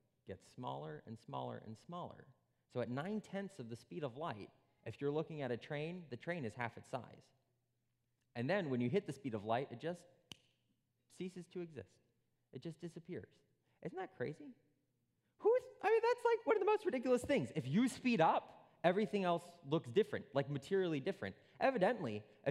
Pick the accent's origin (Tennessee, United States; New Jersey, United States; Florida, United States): New Jersey, United States; Princeton; I was born in Princeton, New Jersey, which is a little island in a great sea of New Jersey